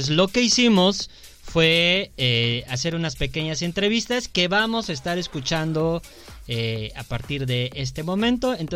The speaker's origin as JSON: {"language": "Spanish", "town": "León", "region": "Guanajuato", "country": "Mexico", "said": "soy de León"}